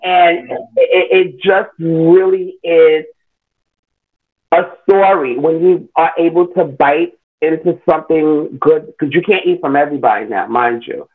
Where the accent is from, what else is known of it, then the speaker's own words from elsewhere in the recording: New York City, New York, United States; I was born in Queens. I am a Queens native New Yorker